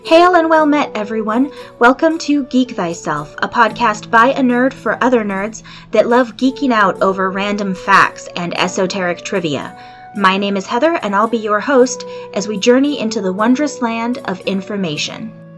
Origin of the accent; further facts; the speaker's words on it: California, United States; I was born in California